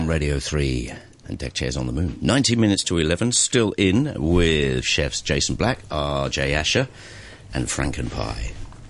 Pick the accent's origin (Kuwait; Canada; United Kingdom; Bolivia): United Kingdom; England; now in Hong Kong; me, being English